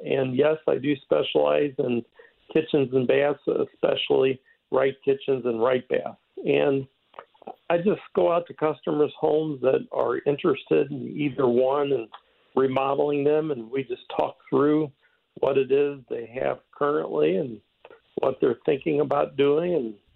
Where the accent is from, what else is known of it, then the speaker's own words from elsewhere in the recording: Cape Girardeau, Missouri, United States; moved away as an adult; now in St. Louis, United States; I was born in St. Louis, but at a young age of about three, my father moved our family to Cape Girardeau, and that's where I grew up